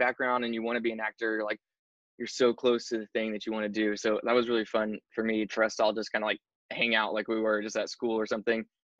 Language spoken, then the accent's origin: English; Arkansas, United States; moved away as an adult; also born or lived in Anniston, Alabama; now in Los Angeles, United States; I was born in Anniston, Alabama, actually. Oh, Alabama, and then you lived. Yeah. Okay. Yeah, and then like went to high school and everything in Arkansas.